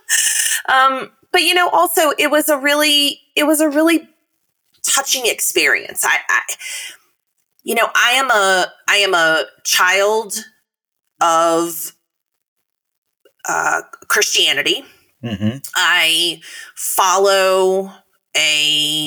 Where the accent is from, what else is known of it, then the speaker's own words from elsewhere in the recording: Tennessee, United States; the governor of my home state, Bill Lee